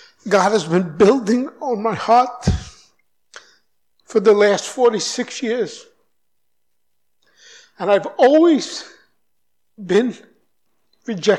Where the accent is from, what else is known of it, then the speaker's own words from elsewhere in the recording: New York City, New York, United States; moved away as an adult; also born or lived in United Kingdom; now in Brazil; I grew up in New York